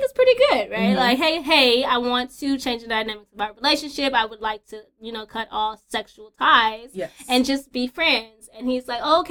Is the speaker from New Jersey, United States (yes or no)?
no; California, United States; moved away as an adult; now in Georgia, United States; moving out here to Georgia, I'm originally from California